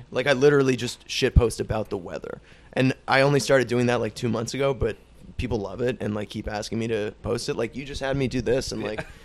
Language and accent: English; Ireland; no, no, I'm just Irish